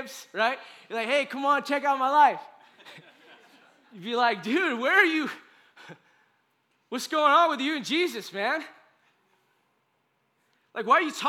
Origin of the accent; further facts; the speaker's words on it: United States; as an American